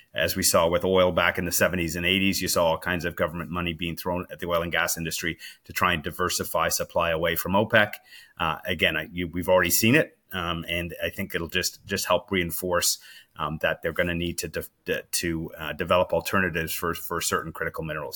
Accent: Canada; as a Canadian

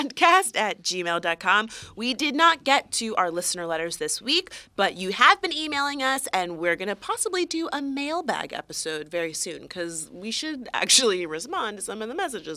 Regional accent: West Palm Beach, Florida, United States; We are actually real-life Florida people, because we are originally from West Palm Beach.

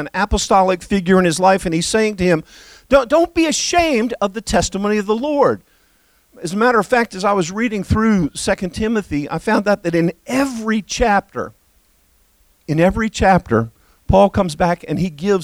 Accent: United States; also born or lived in Bahamas; I am proud to be an American.

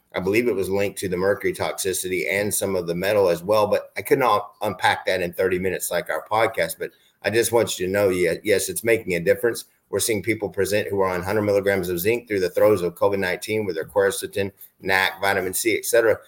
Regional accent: Arizona, United States; I'm from Arizona

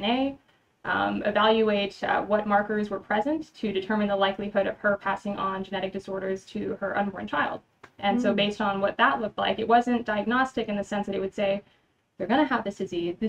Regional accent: San Antonio, Texas, United States; also born or lived in Austin, Texas / Michigan; I'm from San Antonio. I pretty much went to school here from all the way from kindergarten to high school

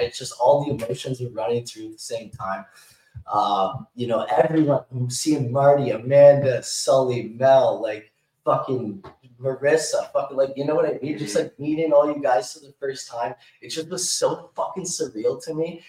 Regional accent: Canada; I'm Canadian

